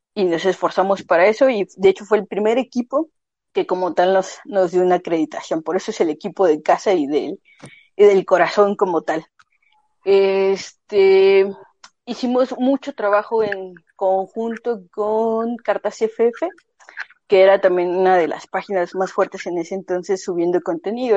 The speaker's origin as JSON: {"language": "Spanish", "region": "Mexico City", "country": "Mexico", "moved": "as an adult", "lives_now": "Guadalajara, Mexico", "said": "yo en específico soy de Ciudad de México, este, actualmente radico en Guadalajara"}